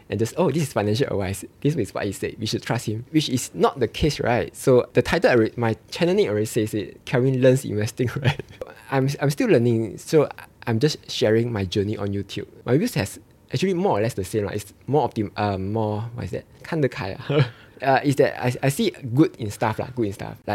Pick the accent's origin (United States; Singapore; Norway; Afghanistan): Singapore; I felt that eh, okay, as a Singaporean, they wouldn't pawn themselves, right?